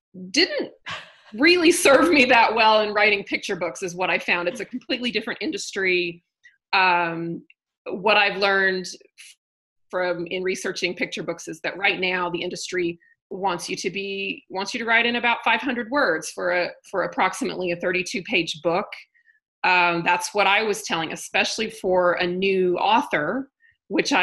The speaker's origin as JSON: {"language": "English", "region": "Southern Indiana", "country": "United States", "moved": "yes", "lives_now": "Denver, United States", "said": "I'm from Indiana. Yep. Southern Indiana."}